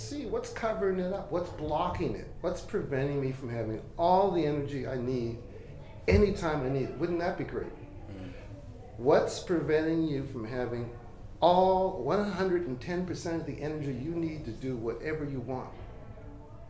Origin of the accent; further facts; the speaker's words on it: Halifax, Nova Scotia, Canada; I was born in Halifax and into a family of spiritual healers. And they worked in the Halifax community